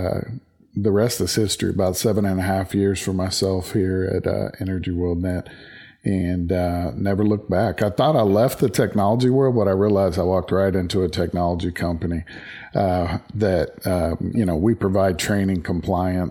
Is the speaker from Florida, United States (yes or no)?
no; West Texas, United States; also born or lived in Dallas-Fort Worth, Texas / Decatur, Texas; I grew up in West Texas